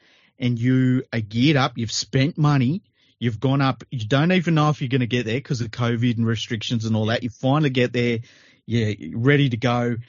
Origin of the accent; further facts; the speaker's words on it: Australia; even me as an Australian fan, I'm like, oh my God, is this going to happen?